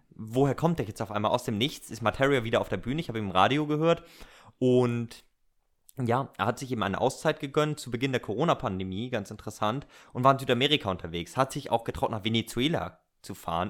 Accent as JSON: {"language": "German", "region": "Northern Germany", "country": "Germany", "said": "Wir sind ja Norddeutsche"}